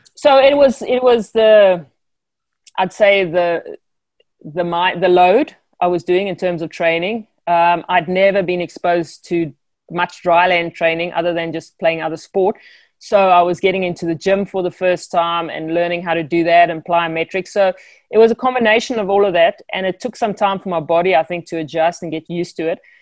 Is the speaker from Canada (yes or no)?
no; South Africa; born or raised there